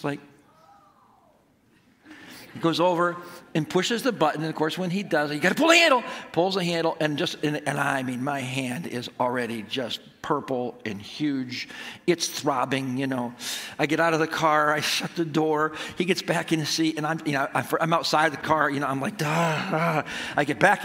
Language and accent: English; Apalachin, New York, United States; I grew up in Appalachian, New York